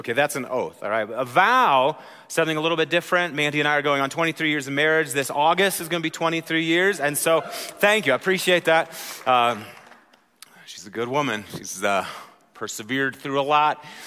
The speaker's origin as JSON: {"language": "English", "region": "Wisconsin", "country": "United States", "moved": "yes", "said": "I'm from Wisconsin, so that's how we handle those vowels"}